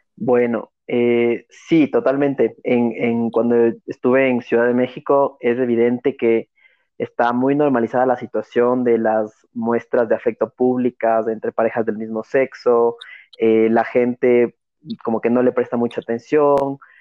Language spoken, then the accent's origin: Spanish; Ecuador; fue un, un motivo de orgullo de ser ecuatoriano